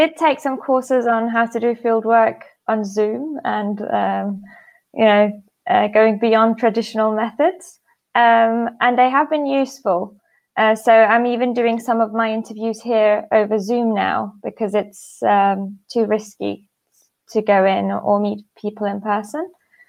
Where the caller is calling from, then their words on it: Istanbul, Turkey; I'm calling in from Istanbul, Turkey.